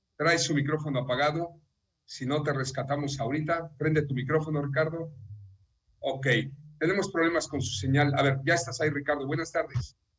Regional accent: Mexico; also born or lived in Yucatán; Todos somos mexicanos

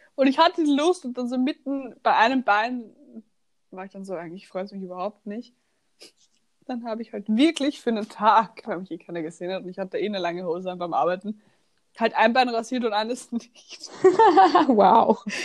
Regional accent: Austria; accent: Austrian; ich kann keinen Dialekt, ich rede nur Österreichisch

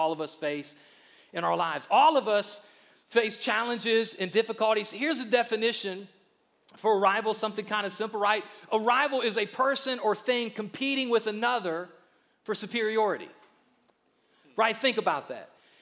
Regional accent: the South, United States; since I'm from the South, I lean with Alabama

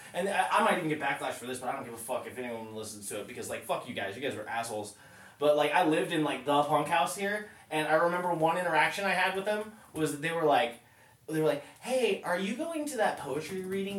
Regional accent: Show Low, Arizona, United States; moved away as an adult; also born or lived in California / Seattle; I grew up in Sholo, Arizona

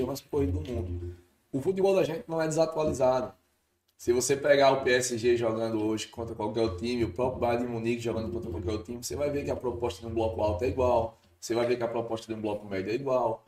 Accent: Mossoró, Rio Grande do Norte, Brazil; Eu sou de Mossoró, sou nascido em Mossoró.

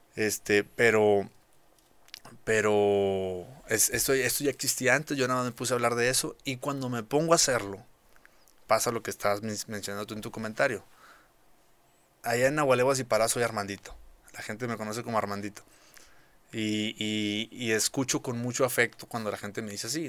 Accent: Parás, Nuevo León, Mexico; also born or lived in Monterrey; Parás es de donde yo soy, es un pueblo muy pequeño que no cualquiera conoce

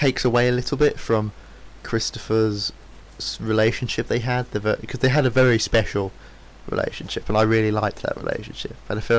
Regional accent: United Kingdom; because we're British

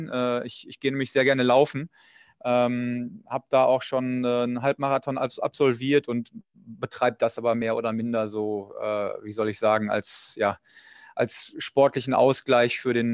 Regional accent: Dortmund, North Rhine-Westphalia, Germany; born there; dadurch, dass ich so lange bei Borussia Dortmund gearbeitet habe und auch gebürtiger Dortmunder bin

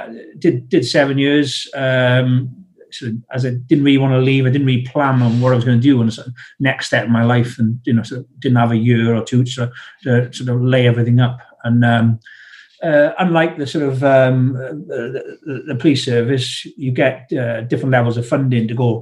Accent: South Wales, United Kingdom; accent: South Wales; moved away as an adult; I'm from South Wales

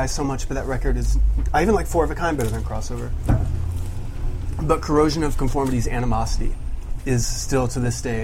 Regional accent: Central Florida, United States; moved away; I'm from Central Florida

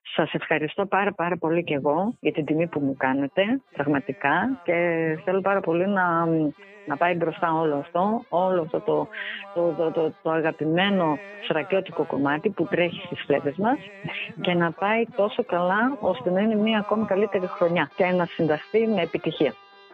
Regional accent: Xanthi, Eastern Macedonia and Thrace, Greece; γεννήθηκα και μεγάλωσα στην Ξάνθη.

